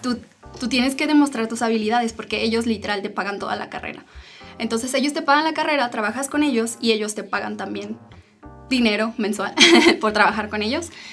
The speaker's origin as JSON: {"language": "Spanish", "region": "Aguascalientes", "country": "Mexico", "moved": "as an adult", "lives_now": "Germany", "said": "soy orgullosamente hidrocálida y vivo desde hace ocho años en Alemania. Yo terminando la prepa decidí construir una nueva vida"}